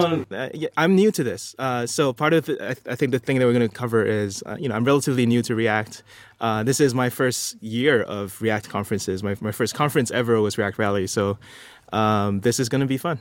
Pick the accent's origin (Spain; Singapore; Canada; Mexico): Singapore; I'm from Singapore.